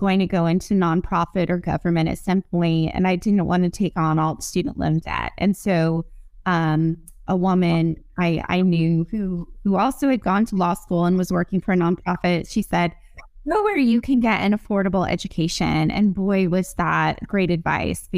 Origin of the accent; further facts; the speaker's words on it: Arizona, United States; moved away as an adult; also born or lived in Fairfax County, Virginia; So I'm from Arizona